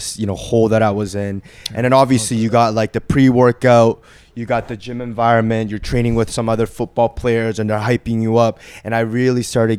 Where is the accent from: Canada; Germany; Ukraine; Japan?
Canada; Vancouver, British Columbia; English is a second language; also born or lived in Korea; I was born in Korea. I lived there till I was 9, and then we moved to Vancouver.